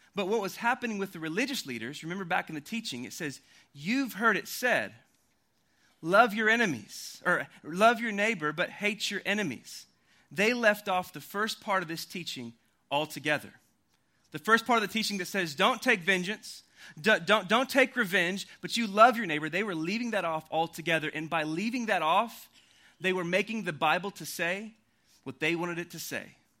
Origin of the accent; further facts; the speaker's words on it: Oklahoma, United States; also born or lived in Louisville, Kentucky; now in Austin, United States; I grew up in Oklahoma and I moved to Austin, Texas about three and a half years ago from Louisville, Kentucky